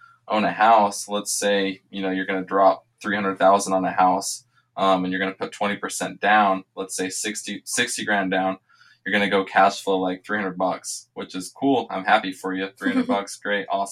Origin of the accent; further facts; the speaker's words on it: Richmond, Indiana, United States; now in Las Vegas, United States; I live here in Las Vegas, born and raised in Richmond, Indiana